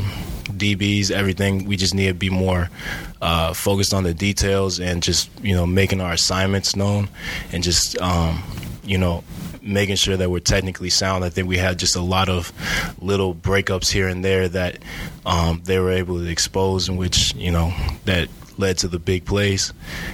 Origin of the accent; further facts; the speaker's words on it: Iowa City, Iowa, United States; I'm from Iowa City, City High, not West High.